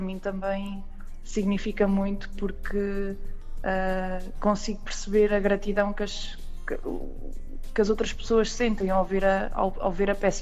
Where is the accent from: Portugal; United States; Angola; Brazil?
Portugal; Aveiro, Centro; eu sou daqui, já agora, sou da, da zona da Aveiro, do centro